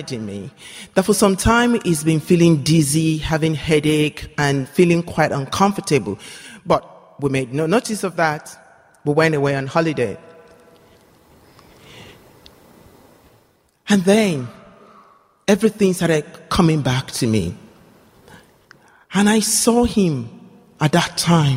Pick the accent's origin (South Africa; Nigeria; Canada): Nigeria; I come from Nigeria